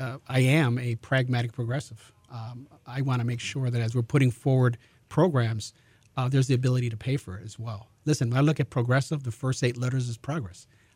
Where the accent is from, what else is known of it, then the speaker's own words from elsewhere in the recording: Chicago, Illinois, United States; Born and raised in Chicago, a product of Chicago Public Schools